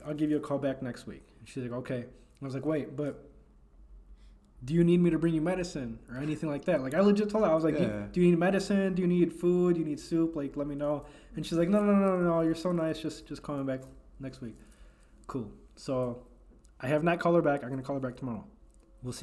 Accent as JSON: {"language": "English", "town": "Elgin", "region": "Illinois", "country": "United States", "tie": "born or raised there", "said": "I'm from Elgin. I was born and raised in Elgin"}